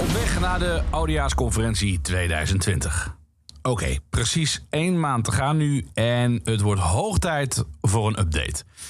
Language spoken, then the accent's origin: Dutch; Limburg, Netherlands; Ik kom namelijk uit Limburg.